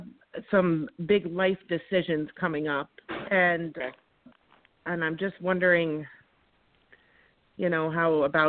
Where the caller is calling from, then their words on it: Schoharie, New York, United States; Actually, it's Schoharie, New York. Sorry.